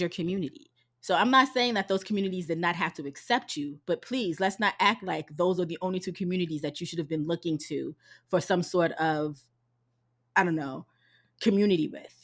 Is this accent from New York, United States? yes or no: yes; New York City, New York, United States; accent: New York; moved away; I'm from Harlem